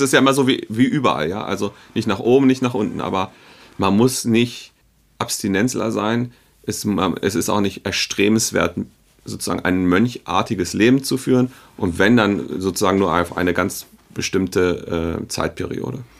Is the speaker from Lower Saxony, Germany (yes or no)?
yes; Hanover, Lower Saxony, Germany; moved away as an adult; now in Berlin, Germany; ich bin und bleibe, glaube ich, mein Leben lang Hannoveraner